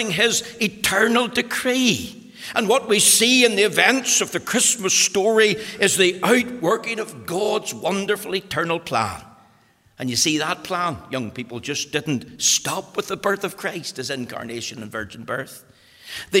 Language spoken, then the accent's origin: English; Magherafelt, Northern Ireland, United Kingdom; I was born in Macrafelt